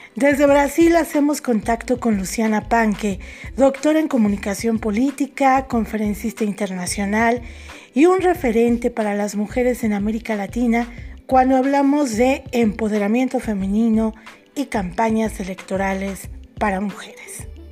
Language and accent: Spanish; Mexico; Tú viviste en México, sabes perfectamente cómo se maneja la sociedad en mi país